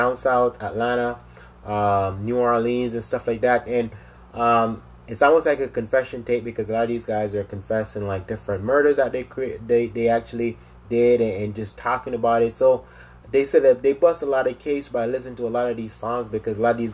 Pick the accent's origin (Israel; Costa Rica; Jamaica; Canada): Jamaica; now in United States; originally I'm from Jamaica. You know, I came to the States a couple of years now